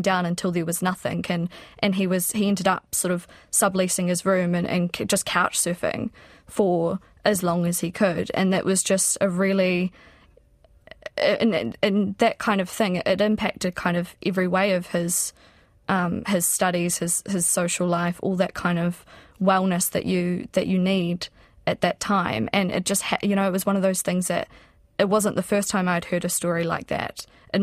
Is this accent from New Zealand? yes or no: yes; South Island, New Zealand; I'm from the South Island